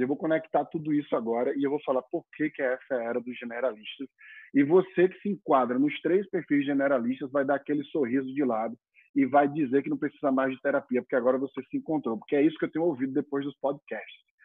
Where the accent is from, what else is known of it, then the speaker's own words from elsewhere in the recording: Maceió, Alagoas, Brazil; moved away as an adult; also born or lived in Europe / China; eu sou do Nordeste, nasci em Maceió, Alagoas.